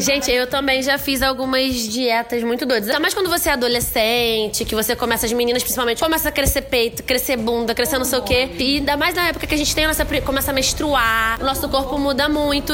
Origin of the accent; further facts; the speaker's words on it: Nova Friburgo, Rio de Janeiro, Brazil; a gente é de Nova Friburgo